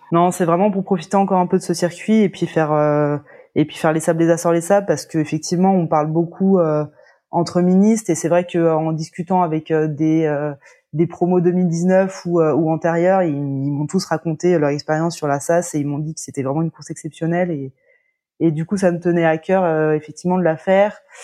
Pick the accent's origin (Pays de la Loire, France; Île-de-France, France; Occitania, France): Pays de la Loire, France; La Baule; je suis originaire de La Baule.